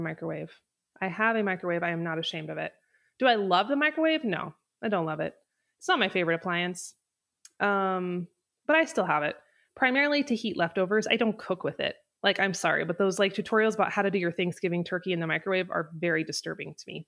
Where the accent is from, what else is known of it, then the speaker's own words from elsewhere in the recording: North Idaho, United States; moved away as an adult; now in Wyoming, United States; I'm from North Idaho, and I moved to Wyoming when I was eighteen